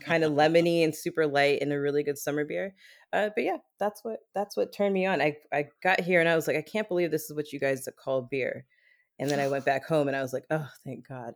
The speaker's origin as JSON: {"language": "English", "country": "Germany", "tie": "born or raised there", "moved": "as an adult", "said": "I grew up in Germany, and I spent, I, I just spent my entire childhood, like, I lived there until I was, like, twenty-four, twenty-five"}